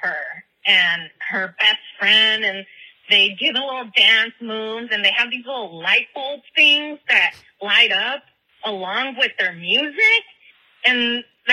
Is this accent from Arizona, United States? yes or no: no; California, United States; now in Nashville, United States; I am Mexican. I was born and raised in California, and now I live in Nashville, Tennessee.